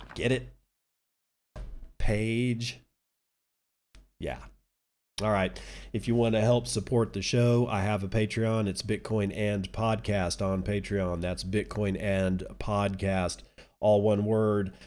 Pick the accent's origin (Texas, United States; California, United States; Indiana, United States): Texas, United States; I'm a Texan